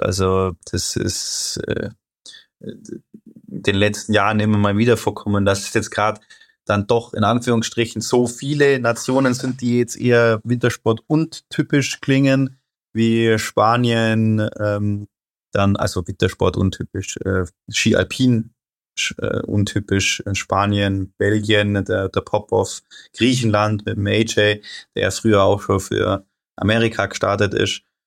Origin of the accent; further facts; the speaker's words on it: Germany; Wir Deutschen